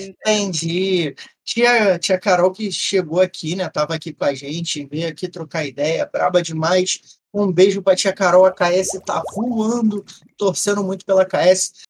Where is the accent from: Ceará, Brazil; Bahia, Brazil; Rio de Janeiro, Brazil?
Rio de Janeiro, Brazil; Carioca da gema